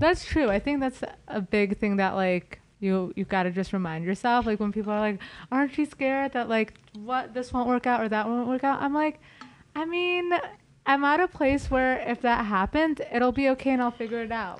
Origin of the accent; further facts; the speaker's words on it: Los Angeles, California, United States; I'm an L A native